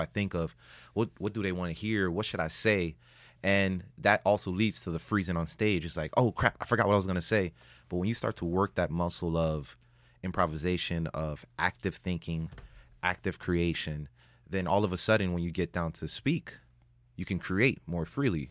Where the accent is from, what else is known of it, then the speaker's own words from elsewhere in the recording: Miami, Florida, United States; I'm the only Miami native